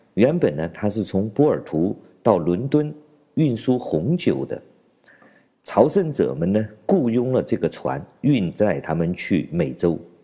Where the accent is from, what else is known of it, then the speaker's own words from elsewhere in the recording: China; 我们中国人